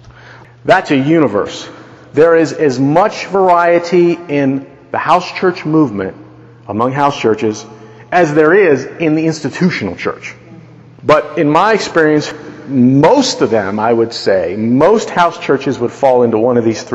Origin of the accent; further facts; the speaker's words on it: United States; We are Americans